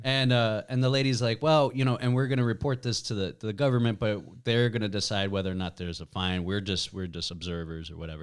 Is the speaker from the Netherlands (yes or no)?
no; United States; moved away; I'm from the States.